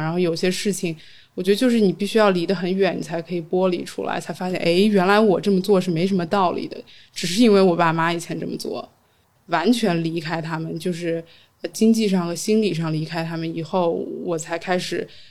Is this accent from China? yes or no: yes; Beijing, China; also born or lived in Shanghai; 我家是北京的嘛